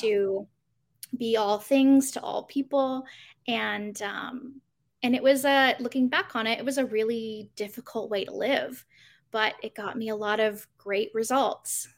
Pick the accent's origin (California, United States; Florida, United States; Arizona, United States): Arizona, United States; Growing up in Arizona, there are pools everywhere